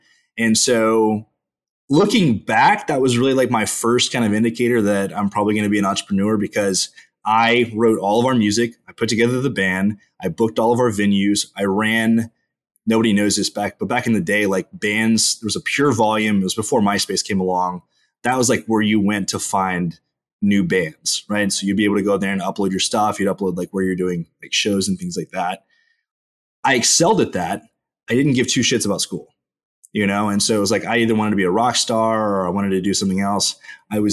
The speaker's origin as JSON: {"language": "English", "town": "College Station", "region": "Texas", "country": "United States", "tie": "born or raised there", "also_born_or_lived": "Houston, Texas", "said": "I grew up in College Station, Texas, home of the fighting Texas Aggies."}